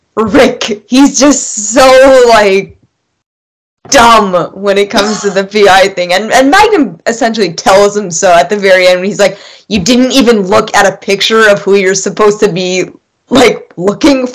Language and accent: English; Canada; I am Canadian